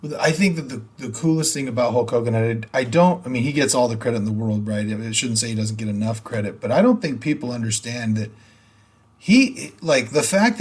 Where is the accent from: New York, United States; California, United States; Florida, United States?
California, United States; Sacramento; also born or lived in Modesto; I grew up in Sacramento, but I was in Modesto then.